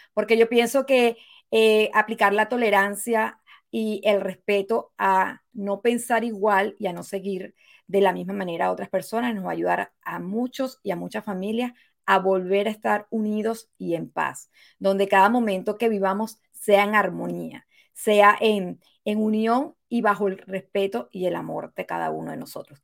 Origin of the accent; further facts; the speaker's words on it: Venezuela; now in United States; el derecho a votar que nunca lo tuve en mi país, Venezuela